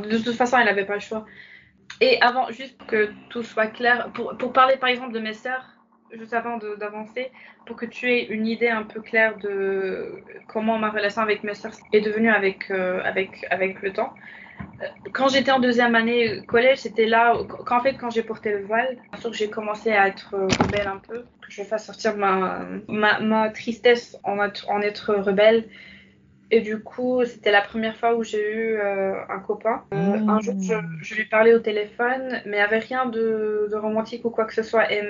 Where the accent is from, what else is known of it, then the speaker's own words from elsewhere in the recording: Casablanca, Casablanca-Settat, Morocco; moved away as an adult; also born or lived in Fes, Morocco; now in France; quand j'ai quitté Casa pour vivre à Fès